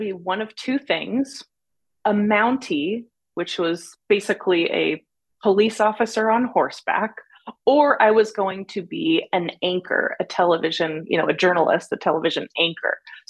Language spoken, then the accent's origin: English; San Diego, California, United States; also born or lived in New York / Germany; Actually born in New York, but raised in San Diego. My dad was in the Air Force. We moved to Germany, but then back to San Diego.